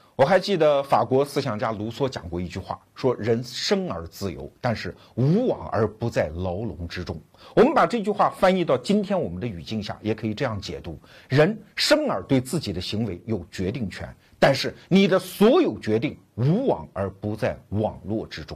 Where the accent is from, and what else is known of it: China